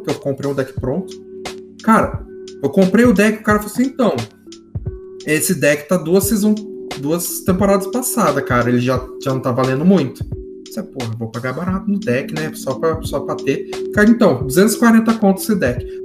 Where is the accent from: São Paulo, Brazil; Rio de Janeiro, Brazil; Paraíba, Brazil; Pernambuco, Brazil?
São Paulo, Brazil; Taubaté; Cataguá é meu lindíssimo bairro onde eu nasci, nascido e criado em Cataguá.